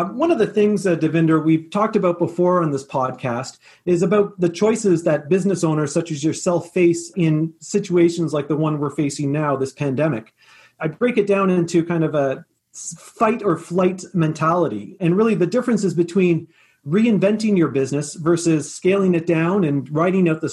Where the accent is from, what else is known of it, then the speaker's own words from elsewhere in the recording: Victoria, British Columbia, Canada; now in Ottawa, Canada; resident of Victoria, BC, my hometown